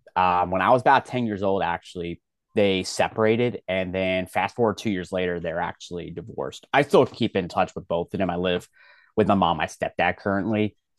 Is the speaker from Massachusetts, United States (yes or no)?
no; Philadelphia, Pennsylvania, United States; I'm born and raised in Philadelphia